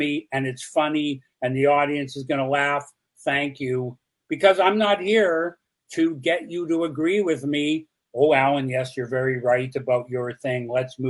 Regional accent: Canada; I'm a Canadian filmmaker, completely unknown in the U.S.

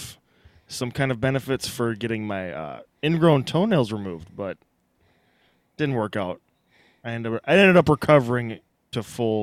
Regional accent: Greenbush, Minnesota, United States; moved away; I am from originally from Greenbush, Minnesota.

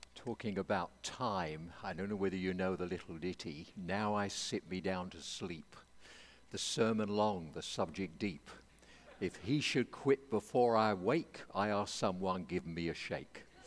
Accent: England, United Kingdom; I'm an Englishman

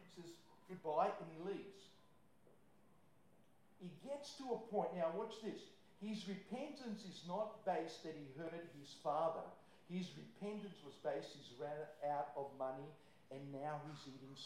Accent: Croatia; moved away; I'm from Croatia

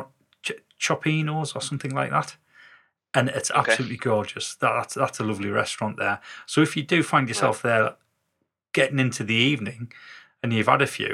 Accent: the north of England, United Kingdom; we were northerners

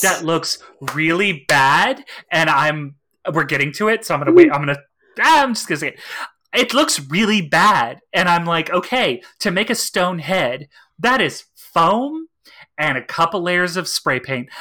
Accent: East Texas, United States; I grew up in East Texas

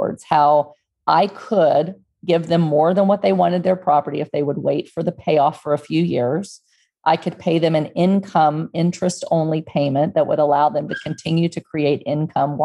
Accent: Texas, United States; moved away as an adult; also born or lived in Houston, Texas; now in Pennsylvania, United States; I grew up in Texas and near the water, we were at the beach every weekend, 30 minutes away from my house

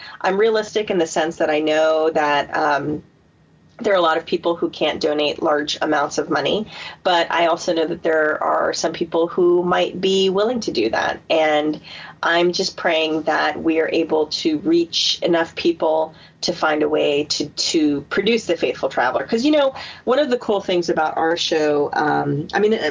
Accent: San Diego, California, United States; I'm from San Diego

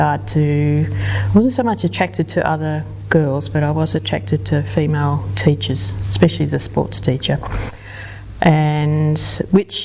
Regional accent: Melbourne, Victoria, Australia; also born or lived in London; I was born in London just because my parents happened to be over there. But I did grow up in Melbourne

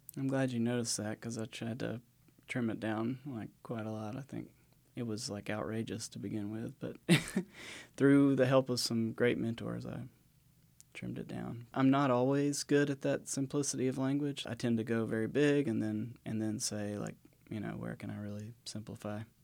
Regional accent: west of Savannah, South Georgia, United States; moved away as an adult; also born or lived in Blue Ridge Mountains; I grew up in South Georgia, so I grew up in, like, the sandy plains of, uh, what they call the coastal empire down there, um, west of Savannah

